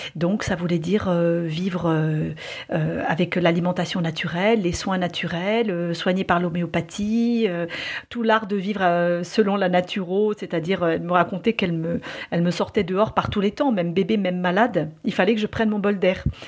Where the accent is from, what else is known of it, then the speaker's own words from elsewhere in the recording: France; chez nous en France